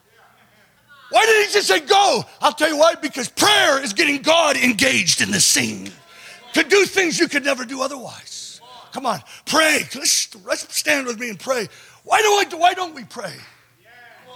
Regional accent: California, United States; I'm from California

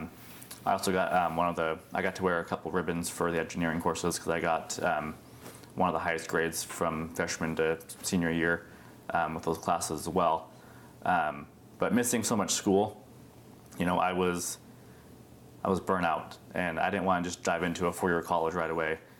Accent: Beaverton, Oregon, United States; also born or lived in India; I was actually adopted from India uh, when I was five months old and was adopted into a, a lovely family in Beaverton.

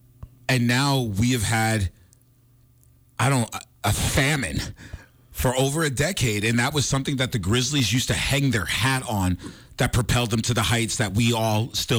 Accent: New York, United States; moved away as an adult; now in Montana, United States; Growing up in New York

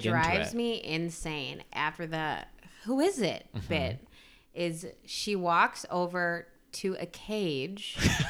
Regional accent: Milwaukee, Wisconsin, United States; I feel like I'm from Milwaukee.

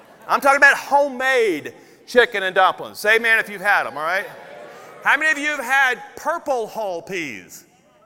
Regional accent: Logansport, Louisiana, United States; I grew up in North Louisiana on Marshall Highway, 5.5 miles out of Logansport, Louisiana

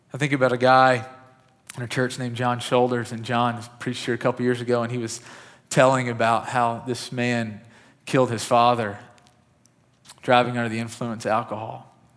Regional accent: West Kentucky, United States; I grew up in West Kentucky

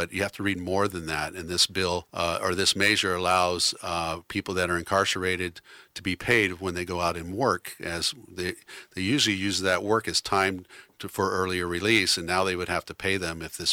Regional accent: Newport, Oregon, United States; I grew up in Newport, Oregon

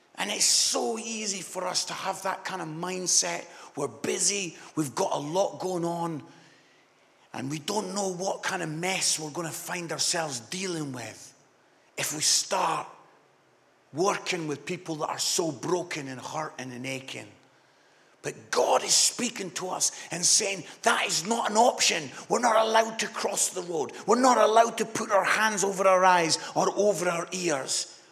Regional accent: Scotland, United Kingdom; I'm Scottish

